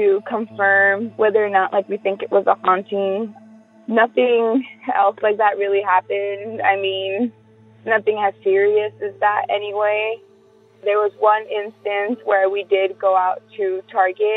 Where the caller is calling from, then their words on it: Whittier, California, United States; also born or lived in Culver City, California; I'm calling from Whittier, California